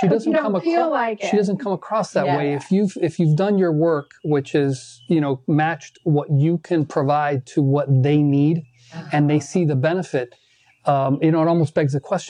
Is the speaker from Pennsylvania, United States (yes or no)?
no; Miami, Florida, United States; I was born here in Miami, and my parents on both sides came from Cuba, and they got married here